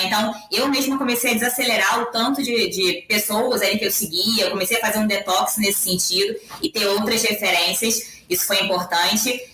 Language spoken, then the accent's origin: Portuguese; Rio de Janeiro, Brazil; moved away as an adult; now in São Paulo, Brazil; eu vim do Rio de Janeiro, sou carioca, né? Então eu sou, sou conterrânea. Hoje eu moro em São Paulo, estou há quatro anos aqui.